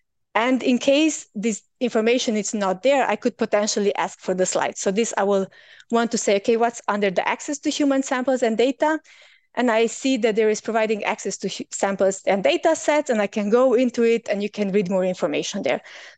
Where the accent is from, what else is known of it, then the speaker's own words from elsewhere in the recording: Germany; So because I'm from Germany, of course, generally, I cannot really apply for service providers that are providing services from Germany.